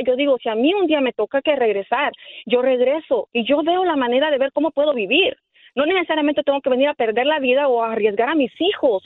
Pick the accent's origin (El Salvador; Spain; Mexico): El Salvador; moved away as an adult; now in United States; yo soy del Salvador